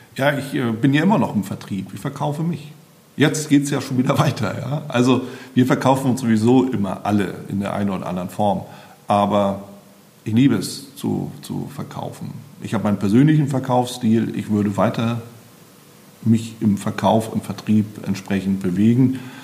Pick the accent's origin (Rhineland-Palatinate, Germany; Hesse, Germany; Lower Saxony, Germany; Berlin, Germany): Berlin, Germany; als Berliner